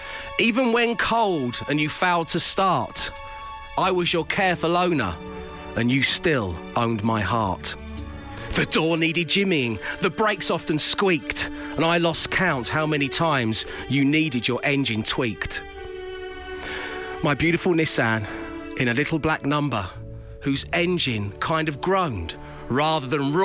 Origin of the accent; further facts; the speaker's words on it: Cockney, London, United Kingdom; accent: semi-cockney; my squeaky semi-cockney